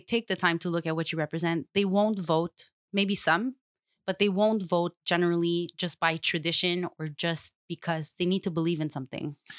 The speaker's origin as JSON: {"language": "English", "town": "Montreal", "region": "Quebec", "country": "Canada", "tie": "born or raised there", "said": "I grew up in Saint Leonard"}